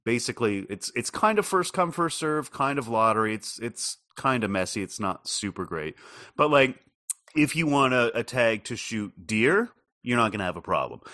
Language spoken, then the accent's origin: English; Canada; as a Canadian